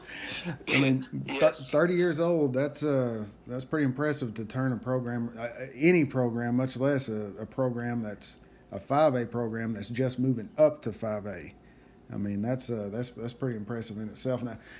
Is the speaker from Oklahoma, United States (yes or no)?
yes; Fox, Oklahoma, United States; I'm from Fox, Oklahoma, in Carter County.